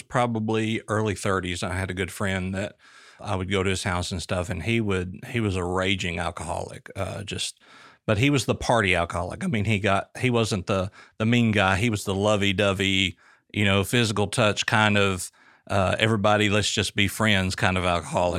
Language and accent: English; Booneville, Arkansas, United States; moved away; moving to central Arkansas, I was raised in Booneville.